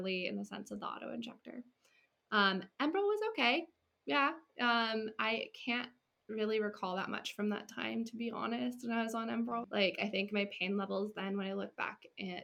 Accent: California, United States; moved away as an adult; also born or lived in Washington State; I'm from California, and I went to school in Washington State.

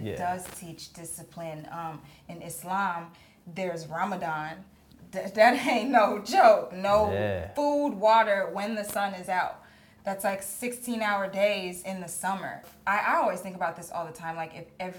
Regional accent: Texas, United States; accent: Texas; My Texas accent

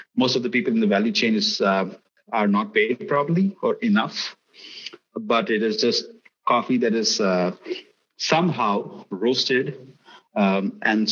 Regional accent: Gujarat, India; also born or lived in United States / Middle East / Azerbaijan; I come from a state in the west of the country, which is called as Gujarat

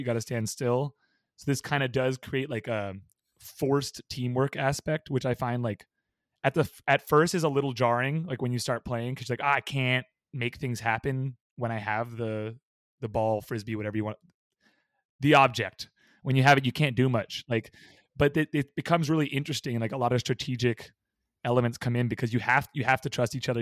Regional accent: Bay Area, California, United States; moved away as an adult; now in San Diego, United States; I grew up in the Bay Area

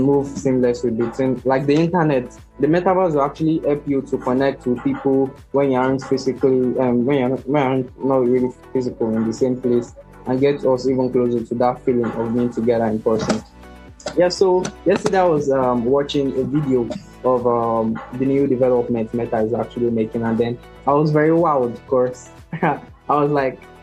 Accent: Nigeria; also born or lived in Lagos, Nigeria; I'm from Nigeria

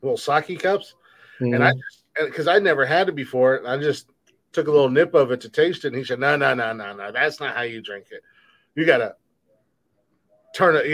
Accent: United States; I'm an American

